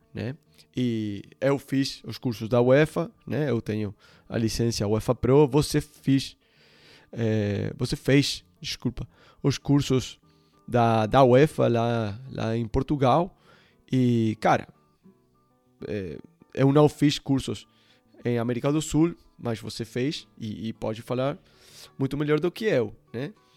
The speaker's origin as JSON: {"language": "Portuguese", "country": "Uruguay", "tie": "born or raised there", "also_born_or_lived": "Ecuador / Barcelona", "second_language": "Portuguese", "moved": "as an adult", "said": "eu sou sul-americano, né? Eu, eu nasci no, no Uruguai"}